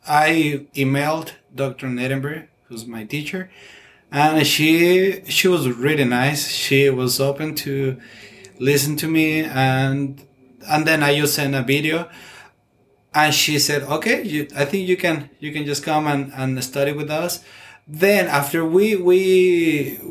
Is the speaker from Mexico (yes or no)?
yes; Mexico City, Mexico; moved away as an adult; now in Pittsburg, United States; I am from Mexico, Mexico City